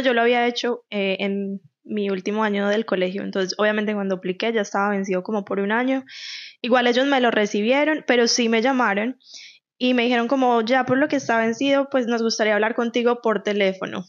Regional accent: Medellín, Antioquia, Colombia; moved away as an adult; now in Canada; yo soy de Medellín

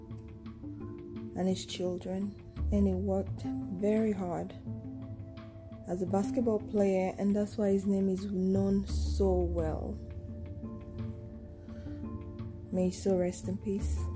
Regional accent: Nigeria; I'm a Nigerian and a Yoruba girl

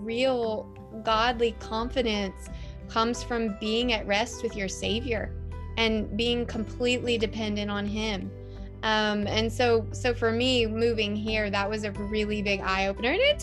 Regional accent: the South, United States; moved away as an adult; now in Toronto, Canada; I'm from the South

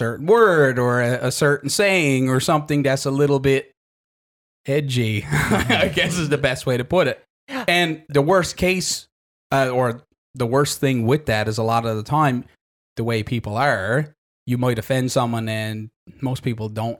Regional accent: Happy Valley-Goose Bay, Newfoundland and Labrador, Canada; I'm from Goose Bay

